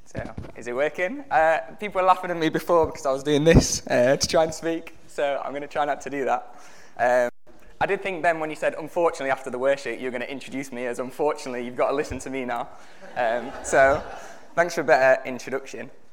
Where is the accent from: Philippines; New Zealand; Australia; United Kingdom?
United Kingdom; we're given this identification as British citizens